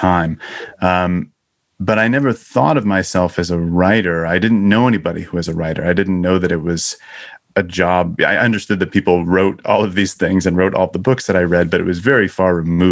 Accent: Syracuse, New York, United States; moved away as an adult; also born or lived in Chicago, United States; now in Los Angeles, United States; I grew up in Syracuse, New York, and went to school around there.

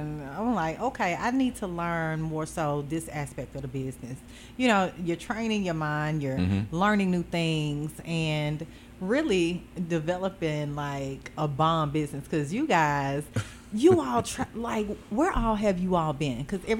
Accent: Texas, United States; moved away; You know I'm originally from Texas.

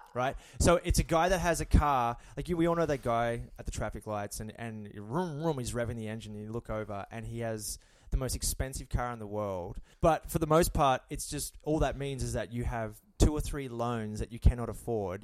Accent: Australia; moved away; I'm Australian, so it's not a thing back home at all

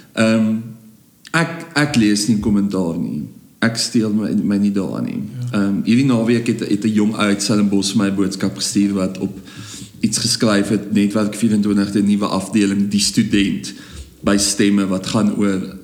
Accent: South Africa; So ek sien myself as 'n Afrikaner, maar ek is ook baie ander goed

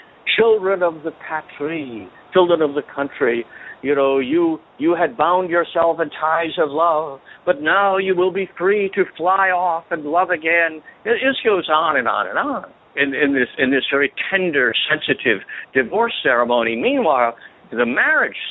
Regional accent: South Carolina, United States; the state where I grew up, I was not born there, but I grew up in South Carolina

